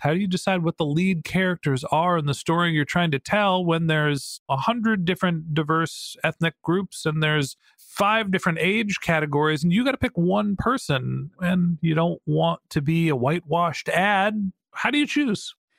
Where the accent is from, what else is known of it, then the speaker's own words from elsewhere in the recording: United States; White guy, middle-aged, privileged, United States of America